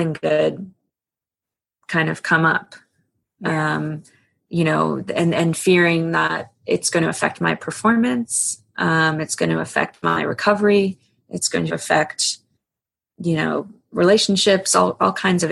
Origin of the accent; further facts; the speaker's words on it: East Coast, United States; I grew up on the East Coast and did a lot of you know, body surfing and boogie boarding